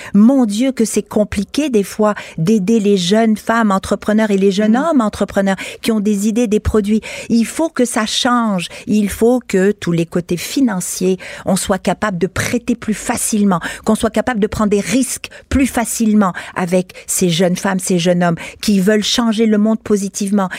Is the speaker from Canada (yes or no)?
yes; Quebec, Canada; Je suis québécoise, canadienne, je suis femme, je suis européenne, je suis universelle, puisque je viens d'origine multiple.